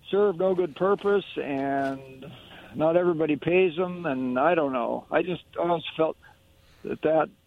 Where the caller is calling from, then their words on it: Kennewick, Washington, United States; Uh, this is … chiming in from Kennewick.